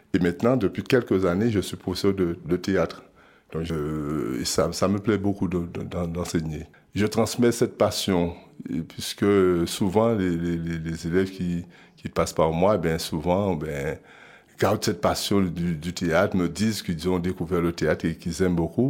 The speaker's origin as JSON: {"language": "French", "country": "Guadeloupe", "said": "Je viens de la Guadeloupe"}